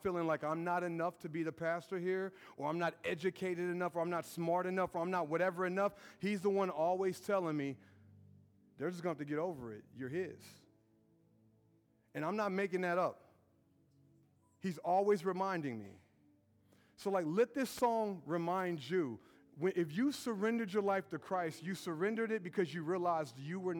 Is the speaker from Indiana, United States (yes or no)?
yes; Brownsburg, Indiana, United States; I'm from Brownsburg with a bad reputation, and that's my swag right there.